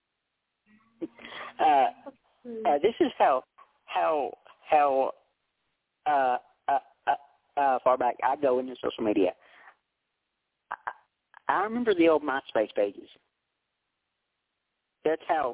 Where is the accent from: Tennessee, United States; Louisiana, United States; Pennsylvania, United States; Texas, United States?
Tennessee, United States; western; I'm from Tennessee. I'm from the western part of the state